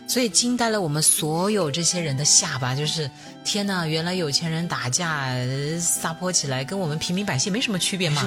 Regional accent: Shenzhen, Guangdong, China; 我们深圳人大部分都还是很务实、很低调

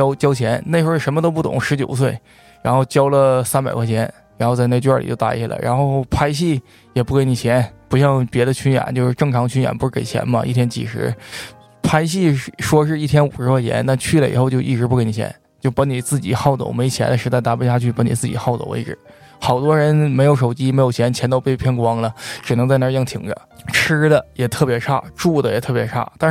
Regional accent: Jinzhou, Liaoning, China; moved away as an adult; also born or lived in Beijing; 我来自辽宁锦州黑山县

